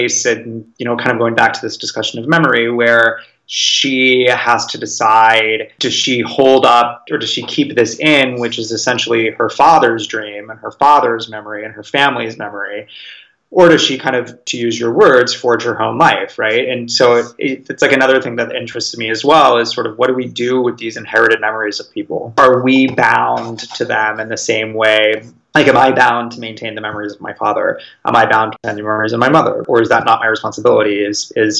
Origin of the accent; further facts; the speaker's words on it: California, United States; moved away; I grew up in California